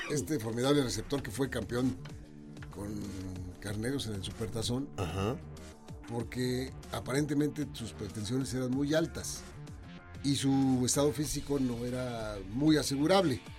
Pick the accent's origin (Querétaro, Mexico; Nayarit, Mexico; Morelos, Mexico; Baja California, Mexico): Querétaro, Mexico; extraño a mi Querétaro, pues sí.